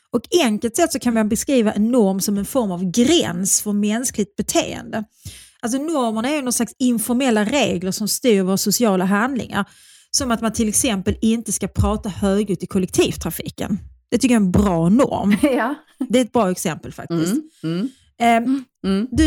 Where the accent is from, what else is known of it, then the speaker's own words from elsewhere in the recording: Skåne, Sweden; Skåne. Min man som ju inte mm. är skåning utan är eh, född i Stockholm